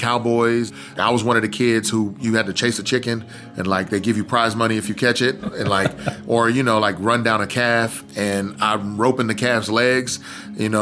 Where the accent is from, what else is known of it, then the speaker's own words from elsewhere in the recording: outside of Houston, Texas, United States; also born or lived in Lufkin, Texas; I was born in Lufkin, Texas, raised right outside of Houston, and eventually moved to Houston